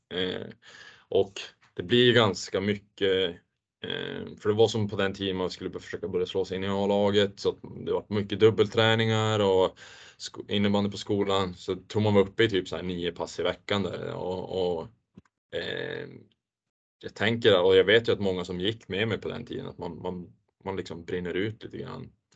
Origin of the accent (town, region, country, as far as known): Luleå, Norrbotten County, Sweden; born or raised there